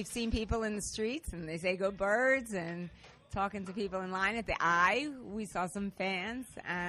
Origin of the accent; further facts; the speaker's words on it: Horsham, Pennsylvania, United States; I'm from Horsham, Pennsylvania.